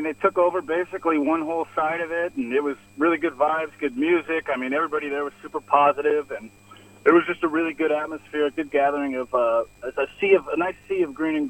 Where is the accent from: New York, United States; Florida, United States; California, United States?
California, United States; Sacramento; moved away as an adult; now in San Francisco, United States; I'm actually from Sacramento, but I live and work in San Francisco